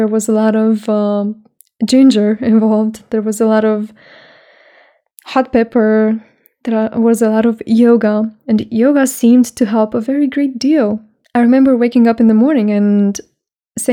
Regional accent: Romania; I spend more days outside Romania, my home country, than in Romania

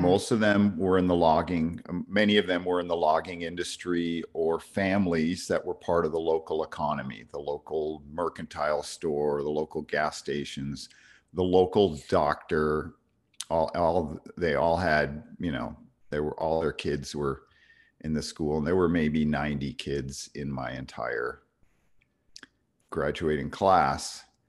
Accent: New York, United States; even at thirteen growing up in New York

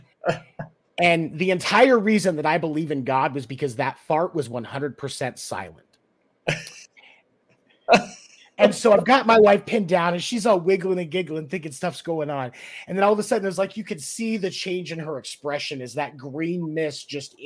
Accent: Peoria, Arizona, United States; in Phoenix growing up, as where I grew up in Peoria

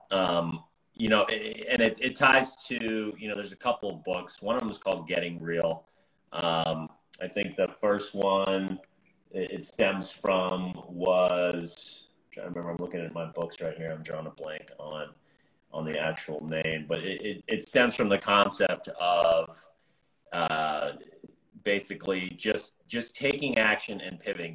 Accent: United States; I'm an American

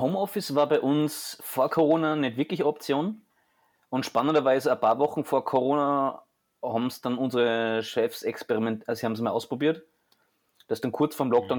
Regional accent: Austria; bei uns in Österreich

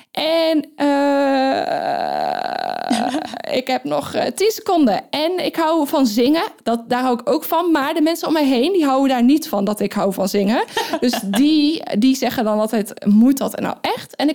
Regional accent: North Brabant, Netherlands; ik kom uit Brabant. Dat kundigen vast niet horen. Nee, want ik spreek helemaal geen Brabants.

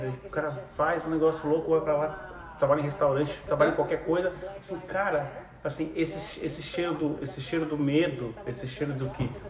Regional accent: Brazil; Não, porque eu sou brasileiro

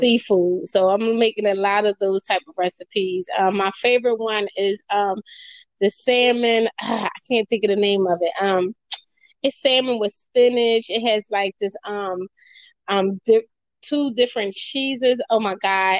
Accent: Philadelphia, Pennsylvania, United States; I'm from Philadelphia, Pennsylvania, born and raised.

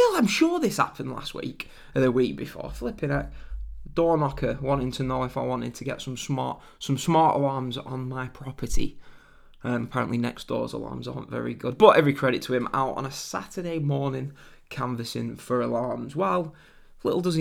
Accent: England, United Kingdom; I'm English

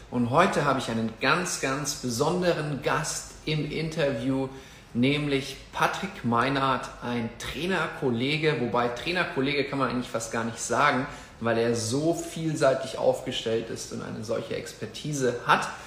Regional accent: Munich, Bavaria, Germany; now in Mexico; Ich habe schon gesehen, 17 Grad, zumindest in meiner Heimatstadt München und die Sonne scheint.

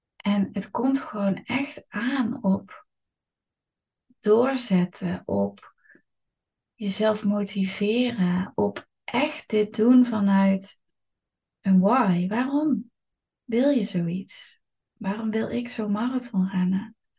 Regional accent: Eindhoven, North Brabant, Netherlands; Het is natuurlijk mijn geboortestad, ik ben hier opgegroeid.

